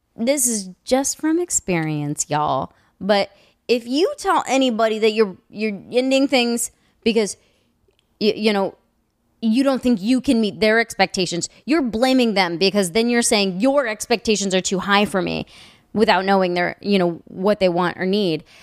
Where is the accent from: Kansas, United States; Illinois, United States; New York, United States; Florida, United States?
Kansas, United States; moved away; also born or lived in Lawrence, Kansas; I'm from Kansas. Anything past Missouri is east.